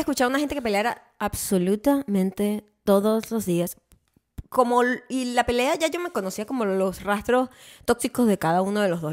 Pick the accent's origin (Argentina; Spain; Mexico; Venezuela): Venezuela; now in United States; yo crecí en Venezuela